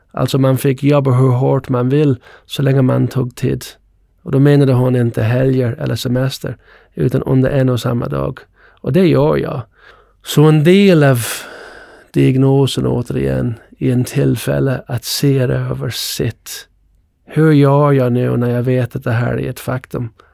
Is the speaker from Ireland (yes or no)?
yes; Ireland; now in Sweden; Jag växte upp på Irland